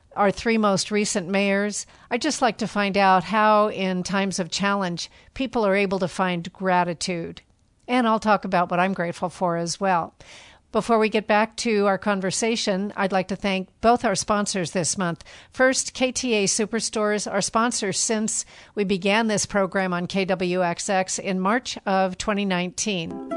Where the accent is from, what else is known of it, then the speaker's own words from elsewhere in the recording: San Francisco Bay Area, California, United States; now in Hawaii, United States; I grew up in the San Francisco Bay Area, and I know our water was fluoridated